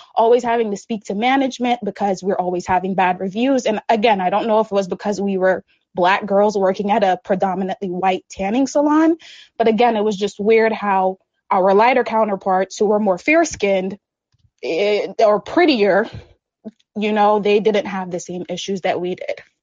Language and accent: English; St. Lucia; moved away; I grew up in the Caribbean, St. Lucia to be exact